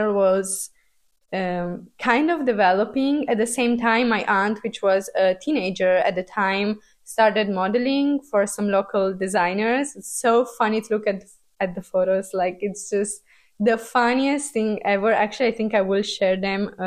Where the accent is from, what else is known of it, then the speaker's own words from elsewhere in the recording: Transylvania, Romania; moved away; I was born in Romania, and I was born in the post-communist era of Romania, which was kind of tough to grow up in.